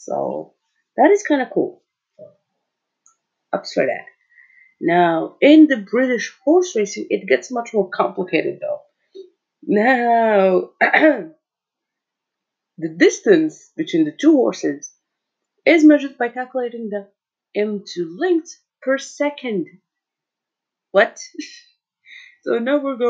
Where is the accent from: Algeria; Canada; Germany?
Algeria; I'm from Algeria, so I'm African